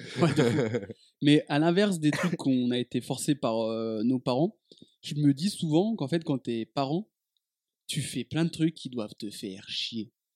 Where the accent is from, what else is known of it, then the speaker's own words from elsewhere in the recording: Dijon, Bourgogne-Franche-Comté, France; moved away as an adult; quand j'ai quitté Dijon